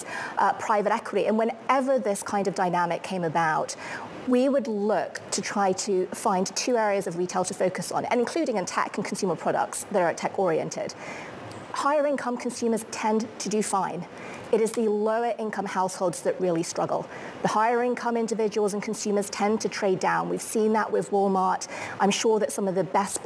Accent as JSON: {"language": "English", "country": "United Kingdom", "said": "as a Brit"}